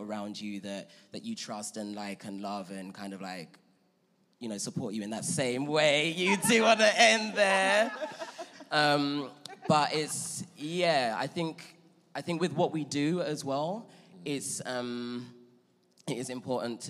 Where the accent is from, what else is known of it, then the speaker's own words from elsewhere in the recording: London, United Kingdom; moved away as an adult; now in Los Angeles, United States; growing up in London